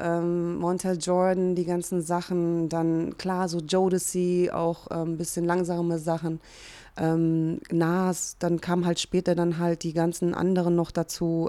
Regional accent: Hungary; also born or lived in Cologne, Germany; now in Berlin, Germany; komme ja auch gebürtig aus Ungarn

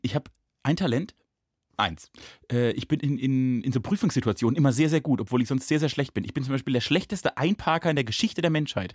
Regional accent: Rastatt, Baden-Württemberg, Germany; Ich bin in Rastatt geboren

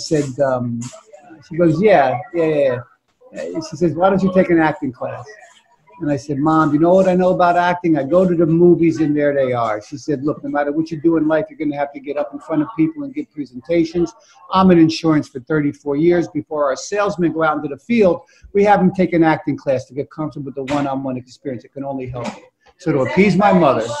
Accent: Newark, New Jersey, United States; I grew up in Newark in the 1977

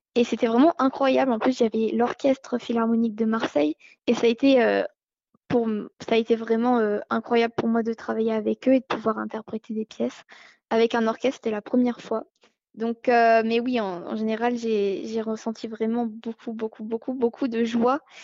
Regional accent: Monaco; je suis monégasque

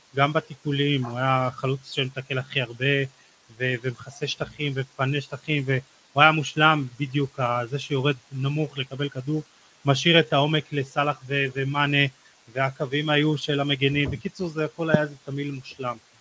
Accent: Israel

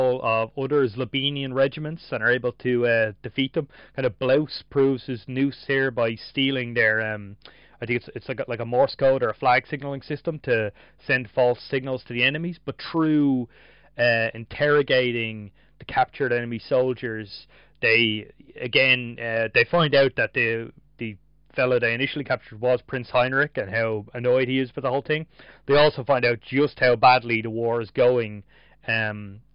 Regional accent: Ireland; as an Irish reader

